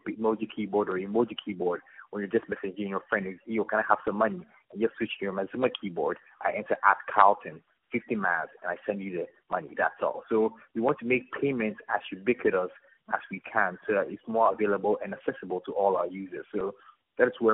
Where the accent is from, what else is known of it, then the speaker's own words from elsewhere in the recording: Ghana; I'm from Ghana